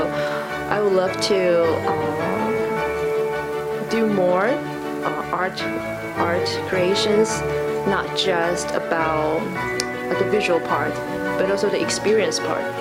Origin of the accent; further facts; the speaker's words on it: Taiwan; even I'm from Taiwan.